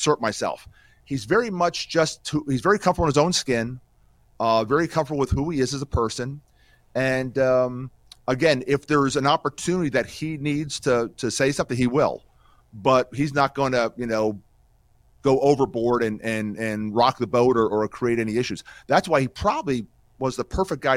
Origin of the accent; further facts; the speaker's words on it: Emmaus, Pennsylvania, United States; we grew up in Emmaus, Pennsylvania